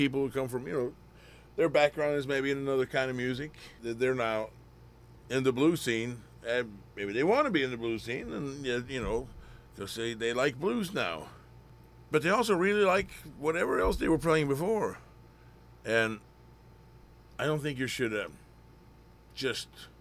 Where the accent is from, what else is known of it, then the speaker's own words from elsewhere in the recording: Bamble, Vestfold og Telemark, Norway; English is a second language; moved away as an adult; also born or lived in Oslo, Norway; now in United States; I'm, you know, from a very small town in Norway. It's in the county of Bamble